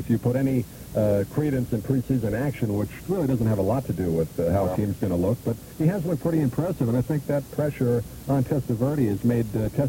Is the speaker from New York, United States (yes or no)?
yes; Long Island, New York, United States; moved away as an adult; now in Tampa, United States; Oh yeah, I'm from Long Island area.